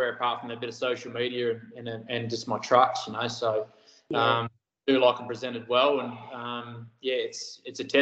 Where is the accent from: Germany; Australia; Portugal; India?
Australia; Busselton, Western Australia; also born or lived in Harvey / Port Hedland / Nangeenan; I grew up in Busselton. Born down there and did my school life down there.